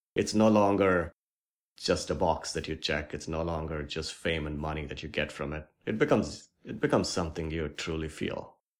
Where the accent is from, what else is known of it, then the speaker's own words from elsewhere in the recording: India; moved away as an adult; now in Seattle, United States; I grew up in India and my parents were just simple, hardworking folks